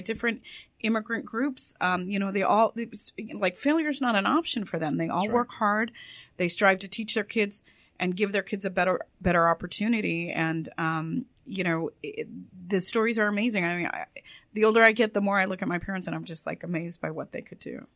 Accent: Orange County, Los Angeles area, California, United States; I was born in Orange County and raised in the Orange County, LA areas.

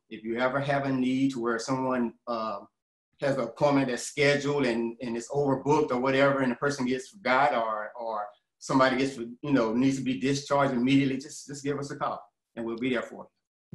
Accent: Atlanta, Georgia, United States; I'm from Atlanta, you know, and I've been here about, uh, about 35 years now

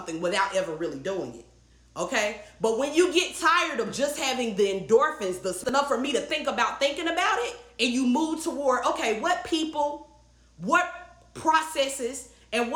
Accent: the South, Southern United States, United States; I grew up hearing in the South. You know, a Southern girl

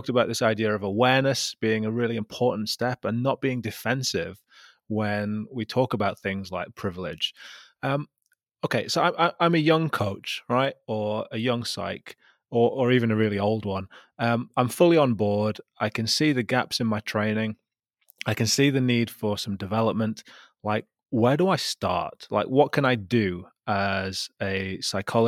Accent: Gateshead, North East England, United Kingdom; I'm still from Gateshead

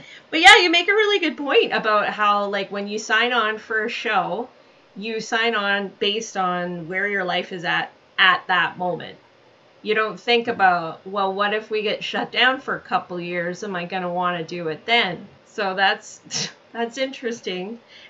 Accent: Alberta, Canada; moved away; I'm from Alberta originally

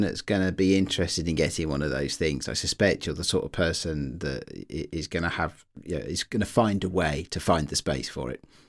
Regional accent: United Kingdom; I'm British.

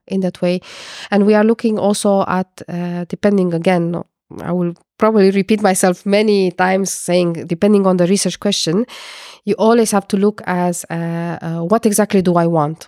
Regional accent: Romania; moved away as an adult; also born or lived in Portugal; now in Netherlands; I am coming from Romania, and I studied physics and chemistry

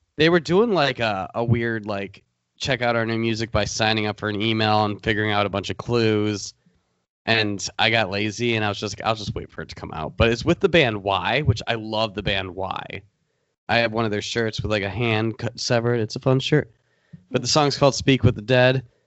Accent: Michigan, United States; we're from Michigan

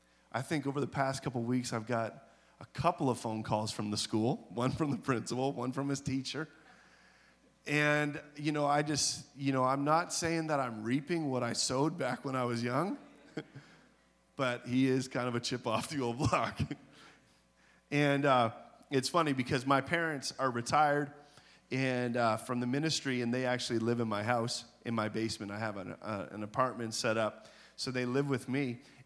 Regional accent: British Columbia, Canada; also born or lived in Nova Scotia; Because I grew up, you know, I was born in Nova Scotia, but then I moved into the interior of British Columbia

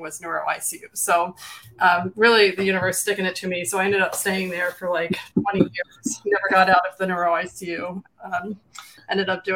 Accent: Philadelphia, Pennsylvania, United States

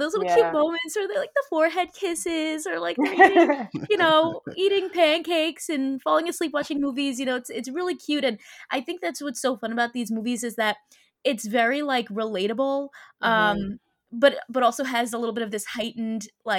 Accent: New York, United States; I'm from New York, so to see like them going to Magnolia Bakery and eating banana pudding, I'm like, oh my gosh, I miss that.

